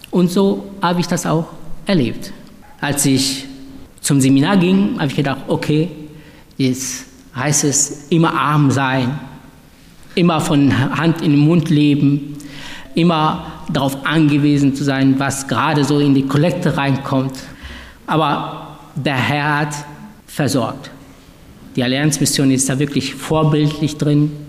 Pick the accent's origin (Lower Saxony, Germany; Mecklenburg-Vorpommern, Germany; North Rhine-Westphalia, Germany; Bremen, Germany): North Rhine-Westphalia, Germany; Duisburg; also ich bin ja in Duisburg aufgewachsen